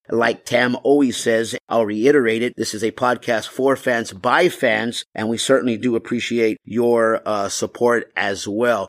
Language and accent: English; Texas, United States; moved away; growing up in Texas